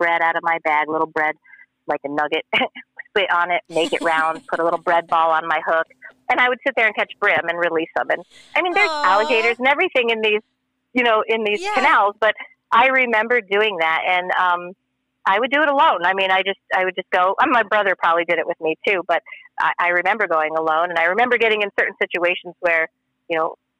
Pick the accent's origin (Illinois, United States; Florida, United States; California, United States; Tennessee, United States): Florida, United States; Fort Lauderdale; also born or lived in New Jersey; I was born in New Jersey, but grew up in Fort Lauderdale, Florida area.